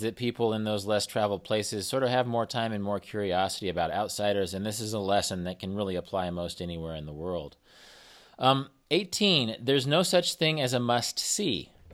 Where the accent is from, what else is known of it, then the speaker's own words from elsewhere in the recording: Kansas, United States; I'm from Kansas and I'm, I'm based in Kansas